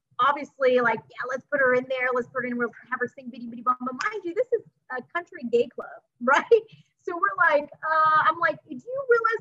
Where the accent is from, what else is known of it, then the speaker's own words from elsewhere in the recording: Texas City, Texas, United States; I'm from Texas City, Texas, so for me, right down the street is Pima Boardwalk